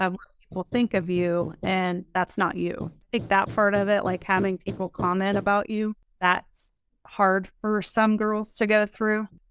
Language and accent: English; small town near Edison Community College, Ohio, United States; moved away as an adult; now in Columbus, United States; I played basketball at Edison for two years, which is a community college close to my hometown